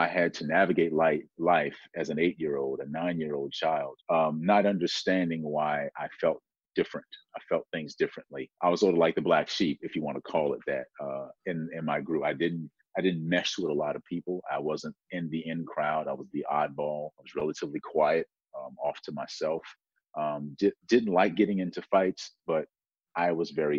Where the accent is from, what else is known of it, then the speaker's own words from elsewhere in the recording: South Carolina, United States; I grew up in South Carolina